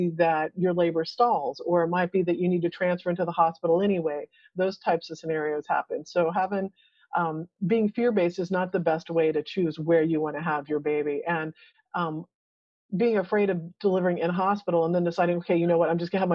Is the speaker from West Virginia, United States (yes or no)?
no; Texas, United States; we're from Texas, so we kind of talk slow.